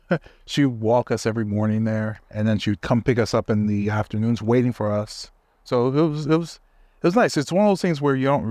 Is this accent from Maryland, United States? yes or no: no; New York City, New York, United States; Oh, you have to like them. You're from the Bronx.